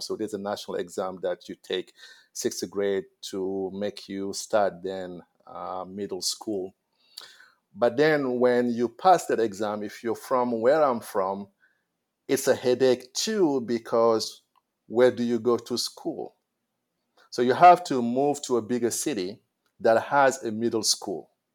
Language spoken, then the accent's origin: English; Senegal; I went to school in my hometown, Galayak